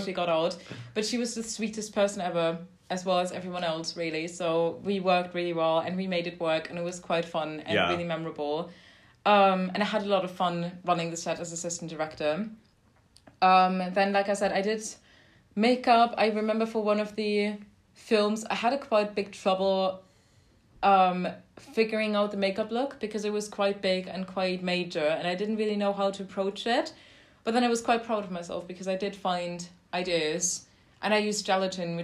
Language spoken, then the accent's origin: English; London, United Kingdom; also born or lived in Toronto; I'm from London.